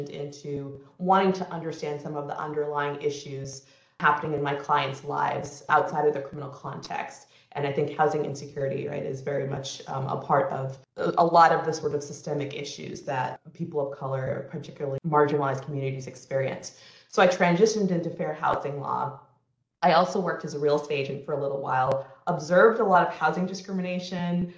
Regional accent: Salem, New Hampshire, United States; I grew up in Salem, New Hampshire

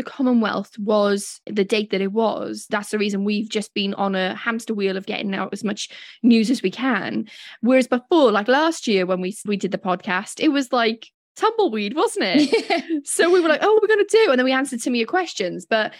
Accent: Wales, United Kingdom; accent: Welsh; I forget that I have a British accent. I'm like, my Welsh accent's doing me proud.

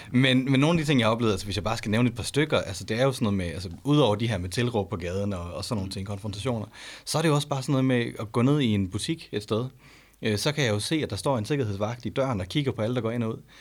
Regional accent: Denmark; jeg er jo født og opvokset i Danmark

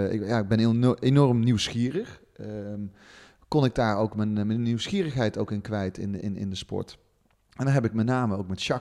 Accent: the south, Netherlands; ik kom uit het zuiden van het land, dat hoor je niet aan

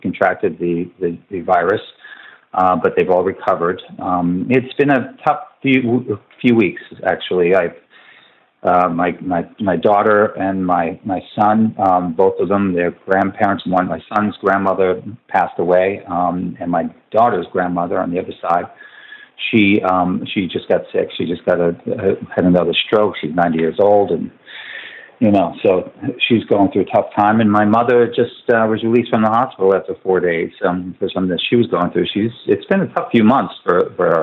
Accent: Lake Grove, New York, United States; also born or lived in Queens, New York; I'm from New York. I was born in Queens, New York. Lived there till I was 8 years old and moved out to Long Island in an area called Lake Grove, Lake Ronkonkoma.

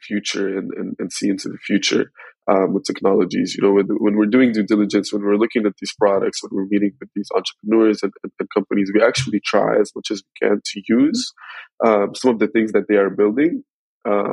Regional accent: Sudan; also born or lived in South Africa / San Francisco / Egypt; now in Cape Town, South Africa; Sudan is my home country where my family lives

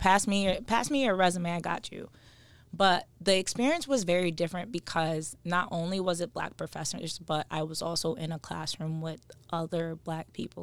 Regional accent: Stamford, Connecticut, United States; We are both from Stanford, um, born and raised

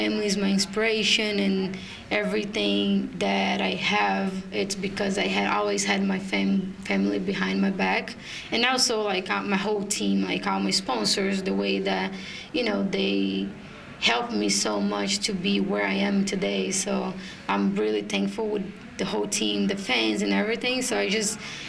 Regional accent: Brazil; in Brazil, my hometown

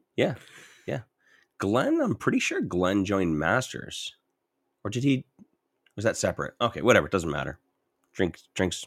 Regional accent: St. Catharines, Ontario, Canada; now in Edmonton, Canada; I'm from Saint Catharines

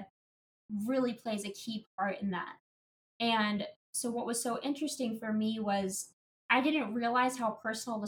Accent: Indiana, United States; I grew up on a farm as well in Indiana

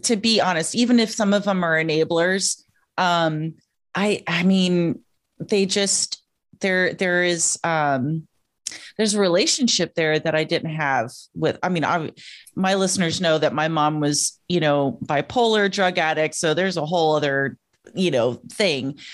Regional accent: Joshua Tree, California, United States; moved away; I left Joshua Tree, California

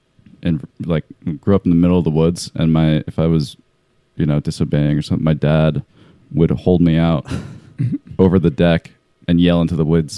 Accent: Vermont, United States; Vermont. Vermont, yeah.

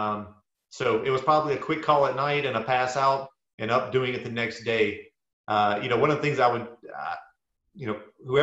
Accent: South Louisiana, United States; moved away; I grew up in South Louisiana

